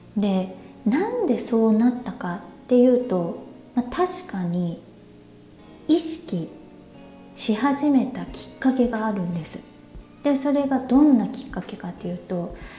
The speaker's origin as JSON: {"language": "Japanese", "country": "Japan", "first_language": "Japanese", "moved": "as an adult", "lives_now": "Thailand", "said": "日本だと、まあ、自分のその母国語である日本語"}